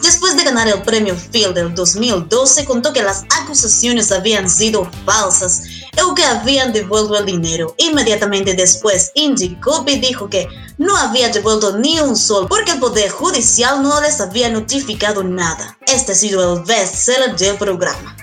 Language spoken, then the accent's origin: Spanish; Cusco, Peru; now in Lima, Peru; yo soy de Cusco, y cuando llegué aquí a Lima